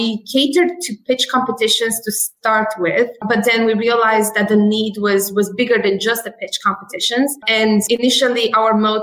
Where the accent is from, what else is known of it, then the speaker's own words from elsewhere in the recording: London, United Kingdom; moved away as an adult; also born or lived in Romania; now in Boston, United States; I'm actually Romanian as pure origin. And I grew up in London.